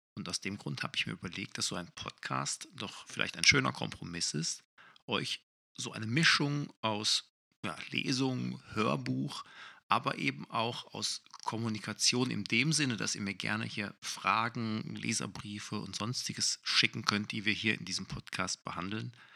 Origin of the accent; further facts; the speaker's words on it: Essen, North Rhine-Westphalia, Germany; in Essen spielt, in meiner Heimatstadt